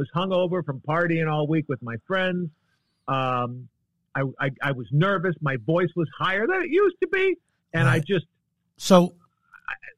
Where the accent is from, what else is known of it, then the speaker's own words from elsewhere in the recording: Chicago, Illinois, United States; moved away as an adult; now in California, United States; Born and bred in Chicago